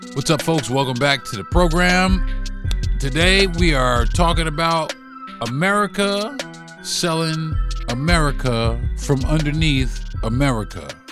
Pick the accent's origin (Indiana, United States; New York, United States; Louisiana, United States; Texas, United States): New York, United States; I'm from New York